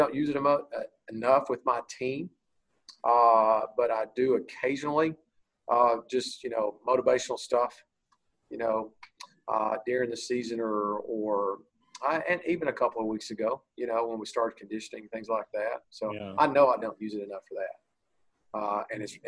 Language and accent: English; Bowie, Texas, United States; I moved there when I was four, and my dad was the coach there for, I think, 25 years